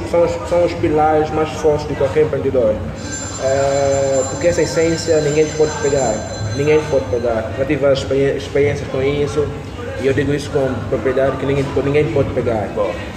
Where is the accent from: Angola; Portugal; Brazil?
Angola; Luanda, Luanda Province; also born or lived in Ukraine; sou de Luanda